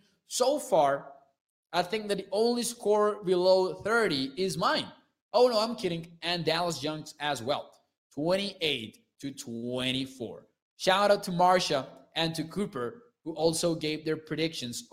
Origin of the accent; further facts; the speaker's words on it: Mexico; I'm from Mexico, so I'm 22 years old